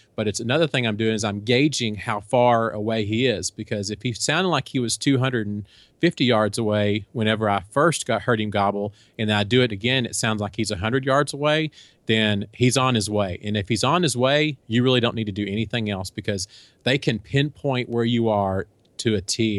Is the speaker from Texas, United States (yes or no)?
yes; Texas, United States; also born or lived in Kansas; we're from Texas and we, we live in Texas now, but we lived for a few years up in Kansas.